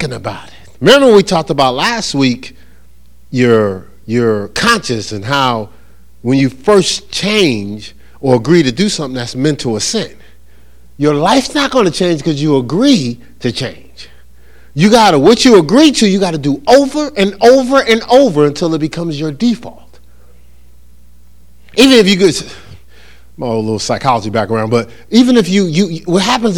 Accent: New Jersey, United States; I'm from New Jersey

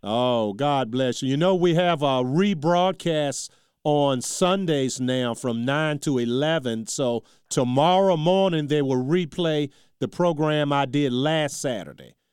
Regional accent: Charles City, United States; my hometown, Charles City

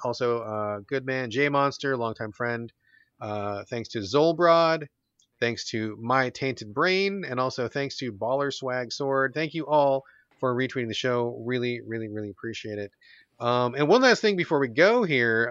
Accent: United States; growing up in American culture

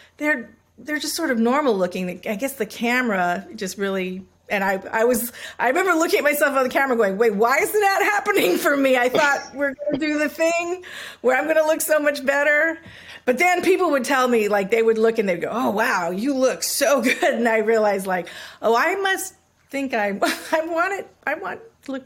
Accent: Hawaii, United States; I grew up in Hawaii

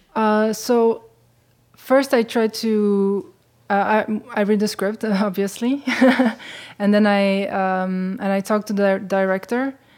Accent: Switzerland; I was growing up in Switzerland, uh, and having a Ja-, Japanese mother

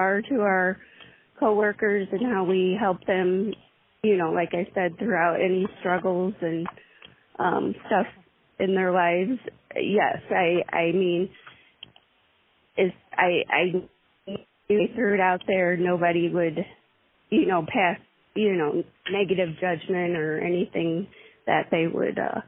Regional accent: St. Louis, Missouri, United States; I was born and raised in the St. Louis area, so I've been here all my life

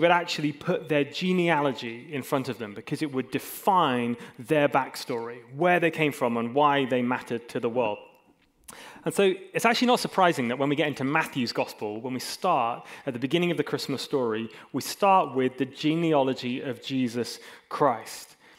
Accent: Hong Kong; I also grew up in Hong Kong, and I spent a long time growing up in Hong Kong, and if people say, where are you from? I often say, hey, I'm from Hong Kong

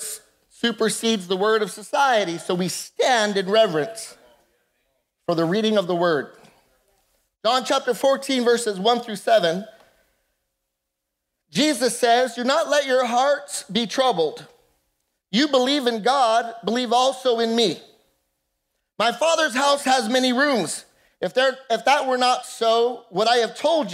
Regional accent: La Puente, California, United States; I grew up kind of on the wrong side of the tracks and spent a lot of time in a city called La Puente

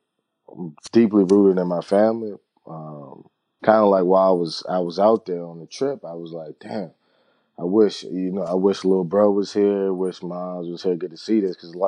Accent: Washington, District of Columbia, United States; also born or lived in Maryland / New York; Washington, D.C. … Sending much love.

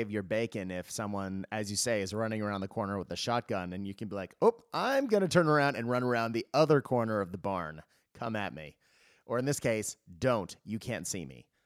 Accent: Japan; also born or lived in United States / Australia; Now, I am Australian. I, am a dual citizen. I uh, was born in the US, obviously, as the accent gives it away. Um, and I grew up in Japan

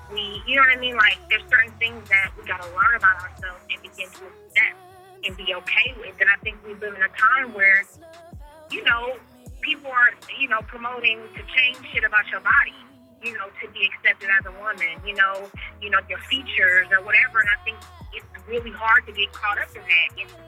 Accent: Bay Area, California, United States; growing up in the Bay Area

